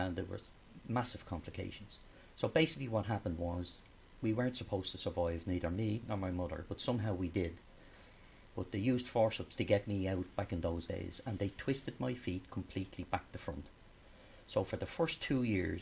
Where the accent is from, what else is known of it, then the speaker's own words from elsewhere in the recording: Dublin, Leinster, Ireland; I came from Cabra, so there was no fields around.